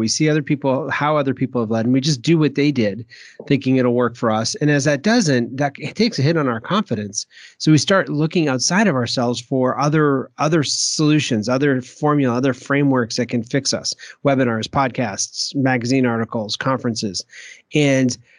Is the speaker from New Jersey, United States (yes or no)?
no; Maine, United States; when I grew up in Maine there, I can't do the Maine accent